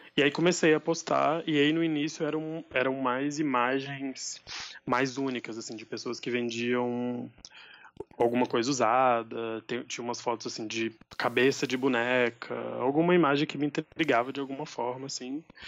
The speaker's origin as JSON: {"language": "Portuguese", "town": "Buritizeiro", "region": "Minas Gerais", "country": "Brazil", "tie": "born or raised there", "said": "Eu nasci aqui, em Buritizeiro, é uma cidade do norte de Minas"}